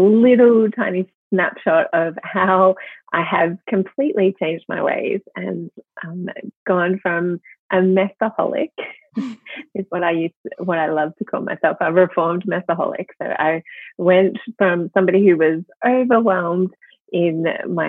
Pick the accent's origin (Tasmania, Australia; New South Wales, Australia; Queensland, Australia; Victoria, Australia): Victoria, Australia; Melbourne; accent: Australian; now in Sydney, Australia; I am originally from Melbourne